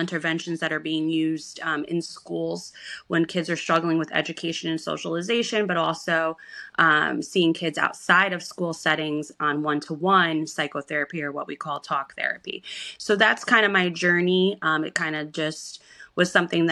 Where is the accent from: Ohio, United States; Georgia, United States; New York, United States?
New York, United States; Schenectady; we're from Schenectady, New York